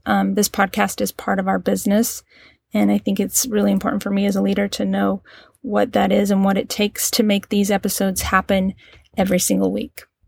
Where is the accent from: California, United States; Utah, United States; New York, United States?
Utah, United States; Cedar City; moved away; I was born and raised in Cedar City, Utah.